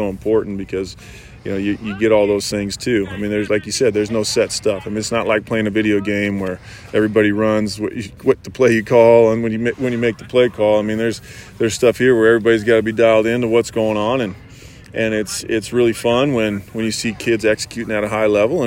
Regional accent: Midwest, United States; I grew up in the Midwest

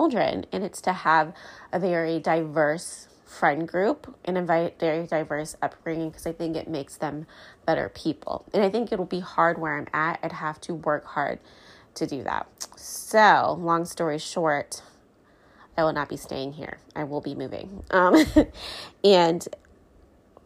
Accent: United States; I'm American.

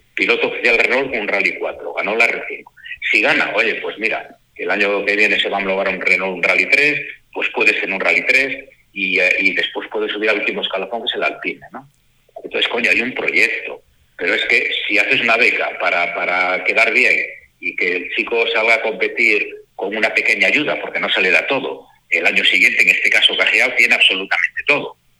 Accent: Asturias, Spain; yo soy asturiano

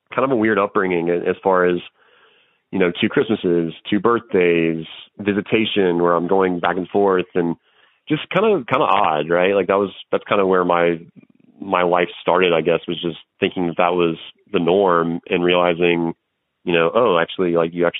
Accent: DeKalb, United States; I was born in 1988 in DeKalb

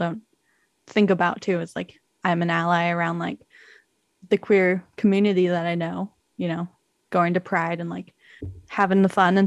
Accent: Canada; as a Canadian

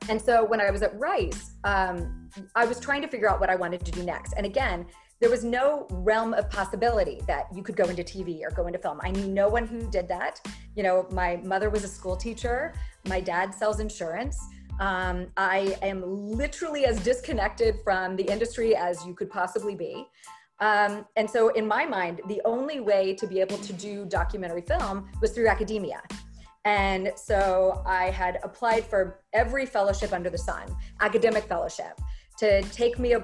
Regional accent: Texas, United States; moved away as an adult; I grew up in Texas

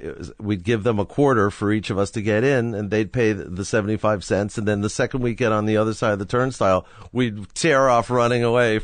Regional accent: Forest Hills, New York, United States; I grew up in Forest Hills, New York.

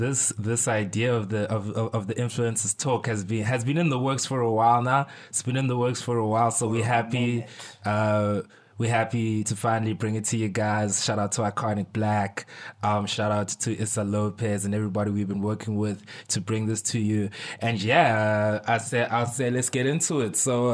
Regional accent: Pretoria, Gauteng, South Africa; moved away as an adult; also born or lived in Eastern Cape / Port Elizabeth; now in Cape Town, South Africa; I was born in the Eastern Cape, but if you ask me where like I grew up, I would say Pretoria / PE because I went to primary school in Pretoria, but I went to high school in PE

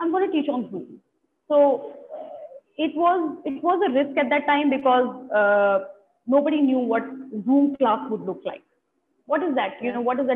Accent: Delhi, India; I have lived in Delhi for all my life

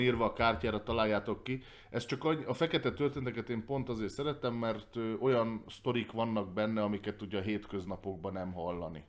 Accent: Hungary; magyar ember vagyok

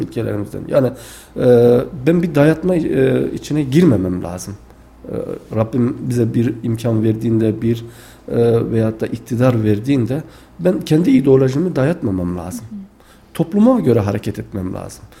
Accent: Tufanbeyli, Adana, Turkey; now in Kayseri, Turkey; aslen Adana Tufanbeyli ilçesi doğumluyum.

